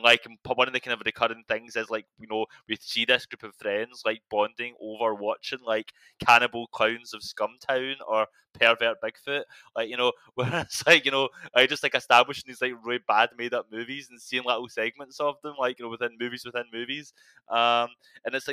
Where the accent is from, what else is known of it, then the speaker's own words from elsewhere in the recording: Scotland, United Kingdom; I'm Scottish